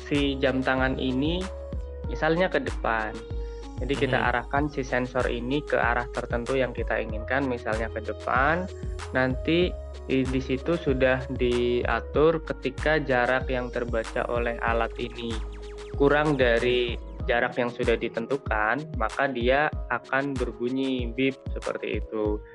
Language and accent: Indonesian; Ciamis, West Java, Indonesia; Saya asalnya dari Ciamis, Jawa Barat.